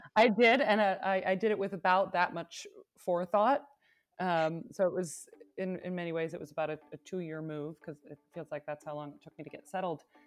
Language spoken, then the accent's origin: English; Binghamton, New York, United States; now in Berlin, Germany; I am from upstate New York, the Binghamton area